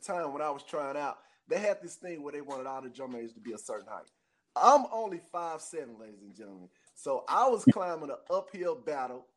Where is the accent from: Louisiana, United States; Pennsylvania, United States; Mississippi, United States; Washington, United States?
Mississippi, United States; Jackson; being a native of Jackson, Mississippi, it was a big deal for me to become JSU drum major